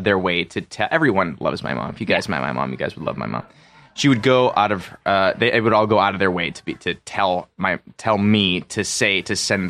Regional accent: Lowell, Massachusetts, United States; Lowell, Massachusetts.

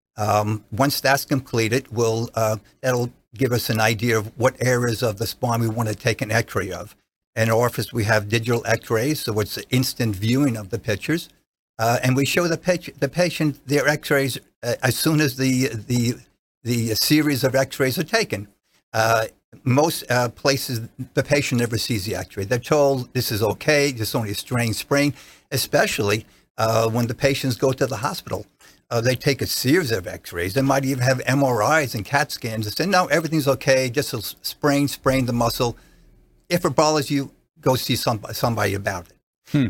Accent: New Jersey, United States; accent: regional accent (New Jersey); moved away as an adult; now in Clearwater, United States; prior to that was in New Jersey practicing, as you can hear by my my regional accent

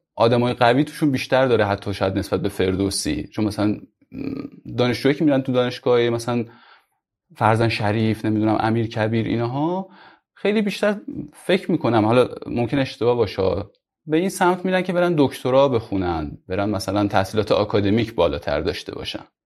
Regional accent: Mashhad, Razavi Khorasan, Iran; moved away as an adult; also born or lived in Kerman / Yazd / Tehran; من اصلیتم مشهدی هستم یعنی مشهد به دنیا اومدم همونجا بزرگ شدم

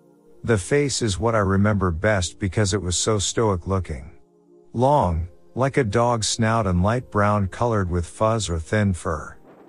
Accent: Vandercook Lake, Michigan, United States; So, I grew up in Vandercook Lake, Michigan, and I lived in a small trailer park about 2 miles from 127 Highway.

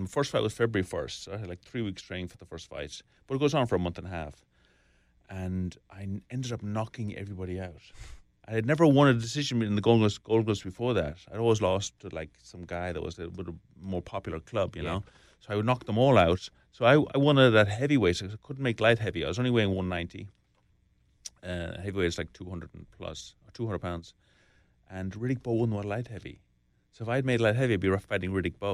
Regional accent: Enfield, Leinster, Ireland; also born or lived in Birmingham, England / New York; now in San Francisco, United States; Originally, I was born in Birmingham, England. Right. Parents met over there. I was raised in Ireland

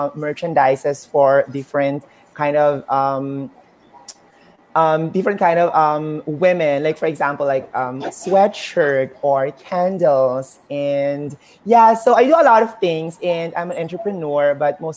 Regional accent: Philippines; I'm a Filipina

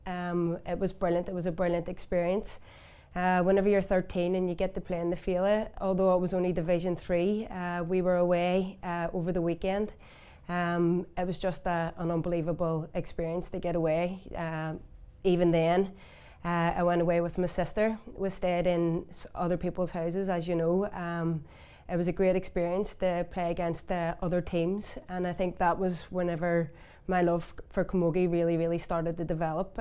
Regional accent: Belfast, Northern Ireland, United Kingdom; I'm from West Belfast

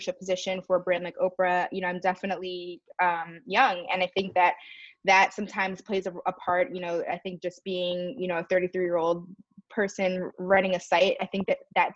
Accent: Maryland, United States; I grew up biracial in the suburbs of Maryland

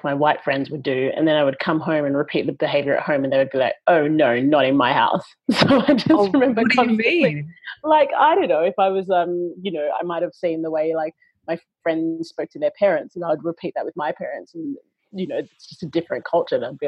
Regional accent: Perth, Western Australia, Australia; I grew up in Western Australia and went to a private girls' school

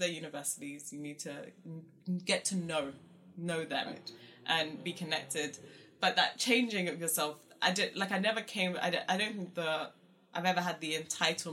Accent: London, United Kingdom; accent: South London; also born or lived in Luton; I came from South London and Croydon.

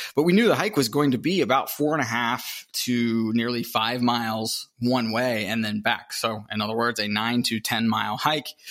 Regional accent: Pittsburgh, Pennsylvania, United States; moved away as an adult; also born or lived in Salt Lake City, Utah; I grew up in the Midwest. I think most people would consider Pittsburgh the Midwest, Appalachia

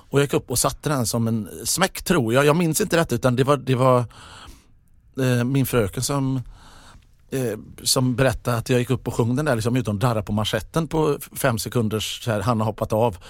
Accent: Mölndal, Västra Götaland, Sweden; jag är från Mundal

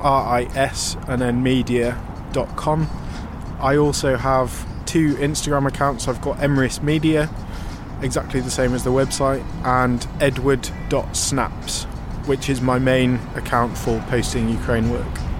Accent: United Kingdom; I'm a British documentary photographer

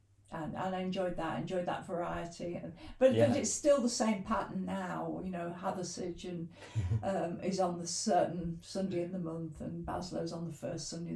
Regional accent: Leicester, East Midlands, United Kingdom; moved away as an adult; also born or lived in Sheffield; now in Grindleford, United Kingdom; I grew up in Leicester, but essentially I came to university in Sheffield

